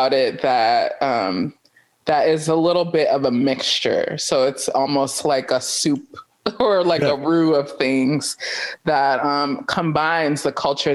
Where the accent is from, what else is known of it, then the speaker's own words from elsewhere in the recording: New York City, New York, United States; also born or lived in Jamaica; I'm from New York City. I was born and raised there.